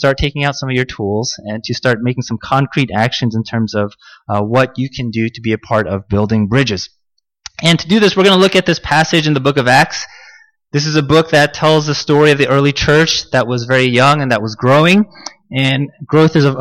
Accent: United States; I was born here. I grew up in the United States, and therefore I am most comfortable in American culture. My most comfortable language is the English language.

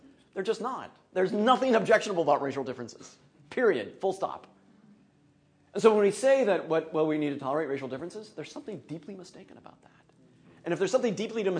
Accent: Minnesota, United States; I'm from Minnesota

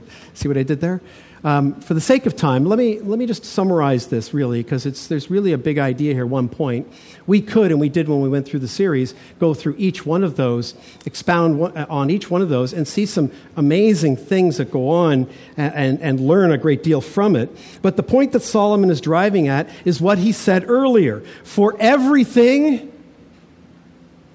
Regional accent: Toronto, Ontario, Canada; I had a friend I grew up with in Toronto

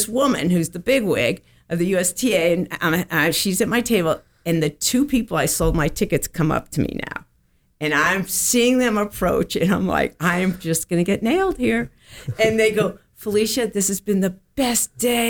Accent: Connecticut, United States; also born or lived in Cincinnati; now in Florida, United States; I grew up in Connecticut, and as a kid, I went to the U.S. Open

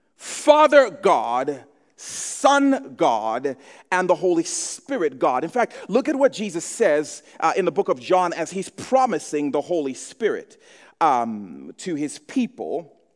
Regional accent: Zambia; I grew up in Zambia.

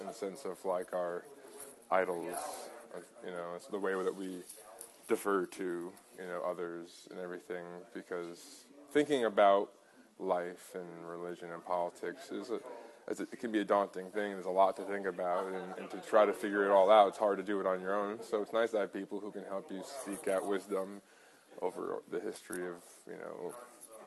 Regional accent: Long Island, New York, United States; growing up on Long Island, I've met a lot of different kinds of people

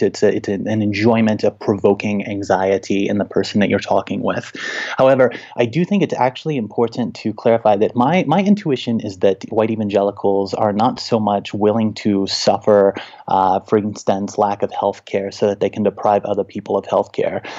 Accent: Little Rock, Arkansas, United States; now in Denver, United States; I grew up in Little Rock, Arkansas, in very Christianized Republican territory

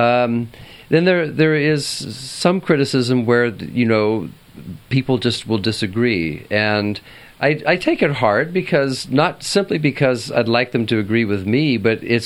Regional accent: Southern California, United States; also born or lived in Santa Barbara; I'm Southern Californian.

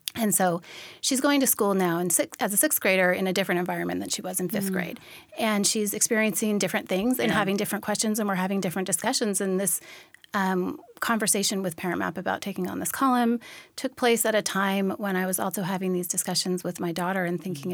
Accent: Olympia, Washington, United States; also born or lived in Tacoma, Washington; I'm originally from Tacoma here. I grew up in the Olympia area and then moved back here in 2008 after college

